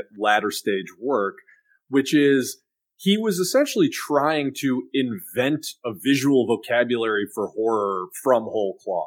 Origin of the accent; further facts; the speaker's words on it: Chicago, Illinois, United States; I was a kid from Chicago